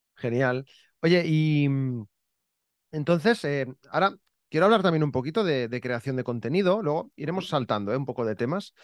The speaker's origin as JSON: {"language": "Spanish", "town": "Barcelona", "region": "Catalonia", "country": "Spain", "also_born_or_lived": "Terrassa / Santa Coloma", "said": "Yo, yo he vivido fuera de Barcelona, pero nada, 30 kilómetros, tampoco."}